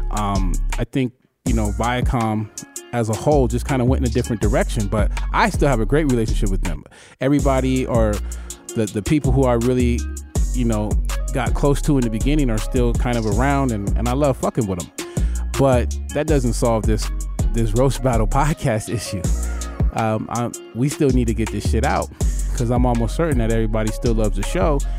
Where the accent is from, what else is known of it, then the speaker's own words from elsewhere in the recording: Ridgecrest, California, United States; Like, we're from Ridgecrest. Like, people from Ridgecrest don't go on TV.